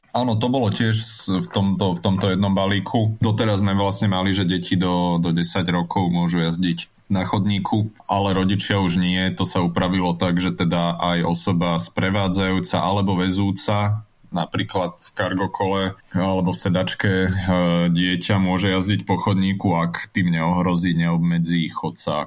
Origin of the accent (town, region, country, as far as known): Slovakia